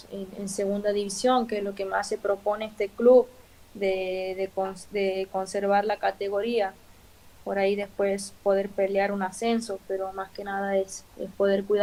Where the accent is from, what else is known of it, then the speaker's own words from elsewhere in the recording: Argentina; Quizás nosotros somos argentinos y, y siempre vamos para adelante